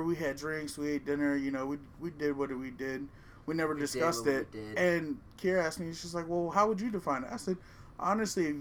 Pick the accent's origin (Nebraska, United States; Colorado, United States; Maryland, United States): Maryland, United States; I'm from Maryland